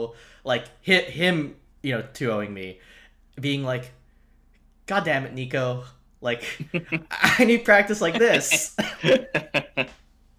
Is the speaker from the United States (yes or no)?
yes; New York, United States; moved away as an adult; now in Northern California, United States; I'm originally from New York